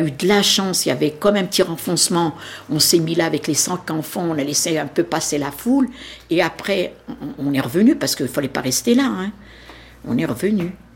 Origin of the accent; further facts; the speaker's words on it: Nanterre, Île-de-France, France; Je suis née en France, je suis née à Nanterre. Dans le 92, j'ai jamais bougé de Nanterre, j'ai même pas habité une autre commune